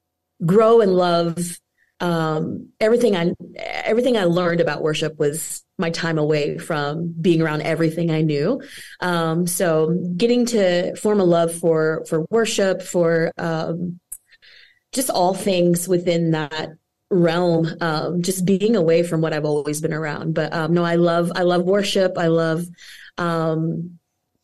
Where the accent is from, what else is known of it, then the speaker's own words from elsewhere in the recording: Weatherford, Texas, United States; moved away as an adult; now in Nashville, United States; I am from Texas, born and raised in Texas, a small town in Texas that can easily be deleted off the map. But so sorry to everyone in Weatherford